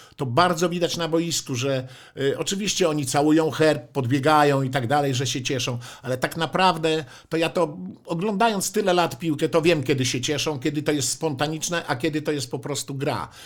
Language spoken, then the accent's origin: Polish; Warmian-Masurian Voivodeship, Poland; moved away; also born or lived in Warsaw; pochodzę z Mazur